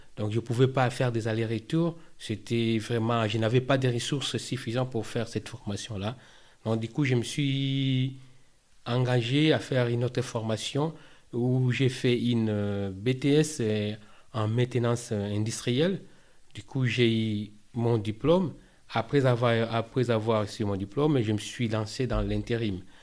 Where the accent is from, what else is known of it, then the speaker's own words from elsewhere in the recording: Kinshasa, DR Congo; moved away as an adult; now in France; je viens de la République démocratique du Congo, en Afrique centrale, particulièrement dans la ville de Kinshasa